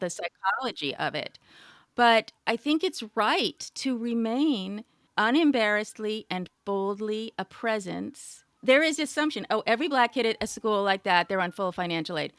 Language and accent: English; California, United States; I grew up in California